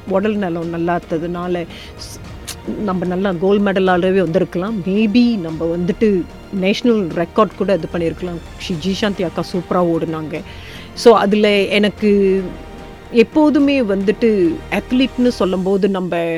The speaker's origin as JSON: {"language": "Tamil", "area": "estate near Labu", "region": "Negeri Sembilan", "country": "Malaysia", "tie": "born or raised there", "moved": "yes", "lives_now": "Ireland", "said": "நான் பிறந்து வளர்ந்தது கிருபி தோட்டத்தில்"}